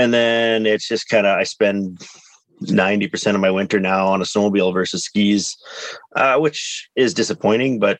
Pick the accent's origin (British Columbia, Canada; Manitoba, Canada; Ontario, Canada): British Columbia, Canada; Prince George; I grew up in Prince George